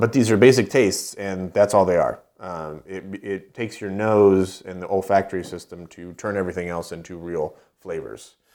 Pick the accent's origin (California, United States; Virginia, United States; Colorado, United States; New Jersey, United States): California, United States; Poway; moved away; also born or lived in Knoxville, Tennessee; I was born in Poway, which is about, uh, it's in San Diego County